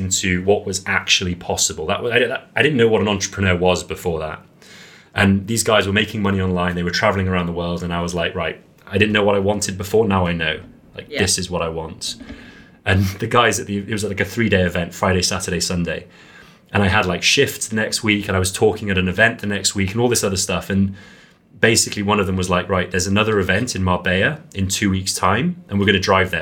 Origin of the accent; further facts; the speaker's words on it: Wales, United Kingdom; also born or lived in Serbia; Growing up in Wales